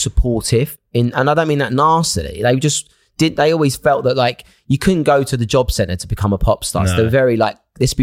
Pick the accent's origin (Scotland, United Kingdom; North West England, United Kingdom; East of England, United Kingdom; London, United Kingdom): East of England, United Kingdom; Essex; where I grew up in Essex